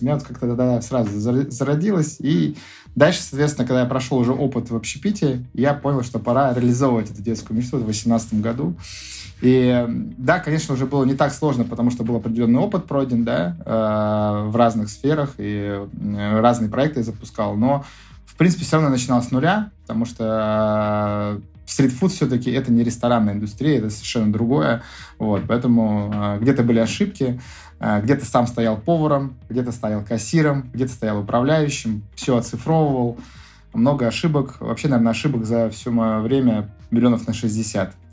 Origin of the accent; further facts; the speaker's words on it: Saint Petersburg, Russia; А, у нас шаверма, мы же из Питера.